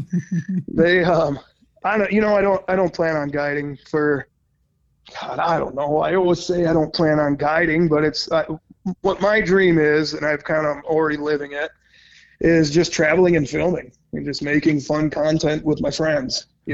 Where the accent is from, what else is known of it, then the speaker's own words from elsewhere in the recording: Minnesota, United States; I've had the same fields around my hometown here for like 10 years now